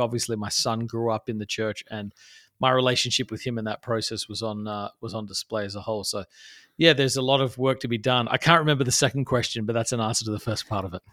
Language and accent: English; Adelaide, South Australia, Australia; moved away as an adult; now in New York City, United States; I grew up in Australia, which is where I'm, uh, from originally, a place called Adelaide, South Australia